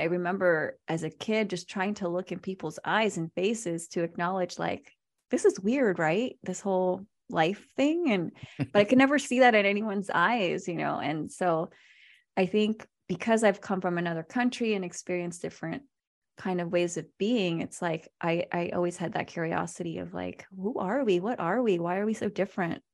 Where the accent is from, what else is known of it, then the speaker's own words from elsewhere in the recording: Virginia, United States; also born or lived in Philippines / Manila; I was born in the Philippines, and I was there till I was six before I immigrated to Virginia, where I grew up